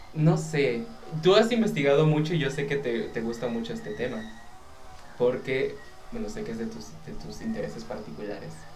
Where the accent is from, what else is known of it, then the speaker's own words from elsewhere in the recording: Mexico; por ser mexicano